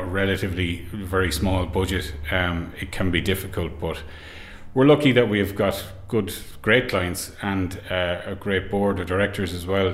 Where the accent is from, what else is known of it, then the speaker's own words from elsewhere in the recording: Carrick-on-Shannon, Connacht, Ireland; I'm from Carrick and Shannon